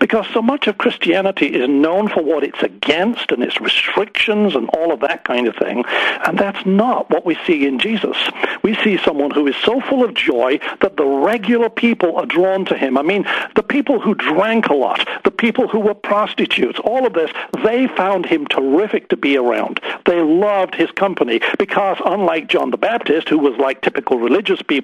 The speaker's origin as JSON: {"language": "English", "town": "Harrogate", "region": "Yorkshire and the Humber", "country": "United Kingdom", "tie": "born or raised there", "said": "I grew up in the Church of England, sang in the choir in Harrogate in Yorkshire in England, and my father sang in the choir"}